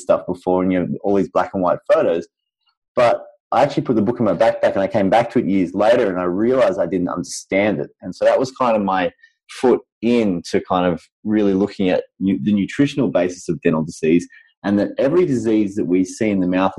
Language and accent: English; Sydney, New South Wales, Australia; I'm from Sydney, Australia